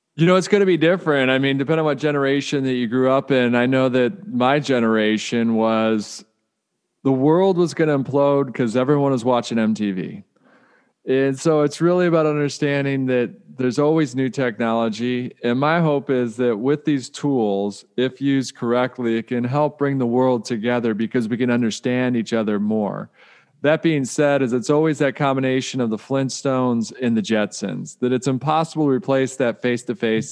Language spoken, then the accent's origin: English; Detroit, Michigan, United States; I grew up in Detroit